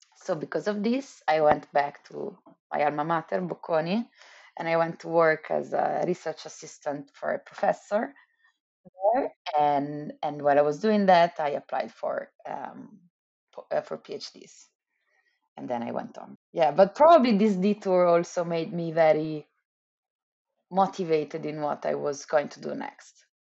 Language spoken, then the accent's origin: English; Milan, Lombardy, Italy; moved away; I'm from Italy, I'm from Milan